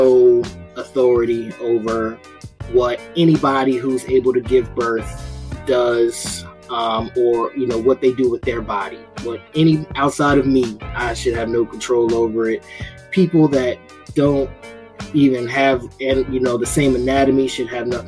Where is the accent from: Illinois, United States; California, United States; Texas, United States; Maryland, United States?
Maryland, United States; Baltimore; my hometown of Baltimore